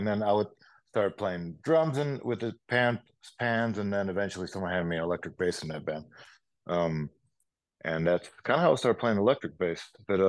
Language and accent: English; Oakland, California, United States; moved away as an adult; also born or lived in Jalisco, Mexico; now in New York, United States; I live in New York now. I've been in New York for the past 11 years, 12 years, but I am a very proud Oakland Californian.